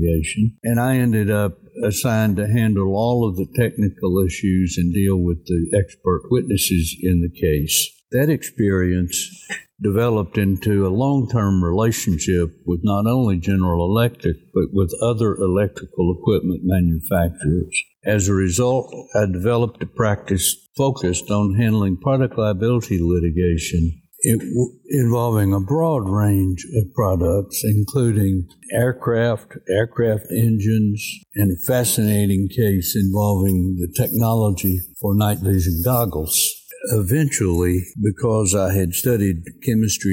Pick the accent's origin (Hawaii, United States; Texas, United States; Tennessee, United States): Tennessee, United States; Cookeville; I grew up in Cookeville, Tennessee